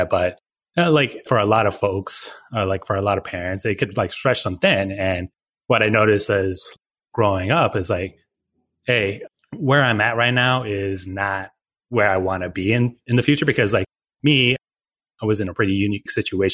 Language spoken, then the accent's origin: English; Oregon, United States; I'm originally from Oregon